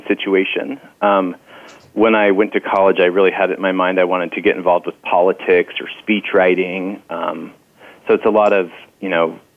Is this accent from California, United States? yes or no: yes; Marin County, Northern California, United States; also born or lived in Salem, Oregon / Irvine, California; I grew up in Marin County in Northern California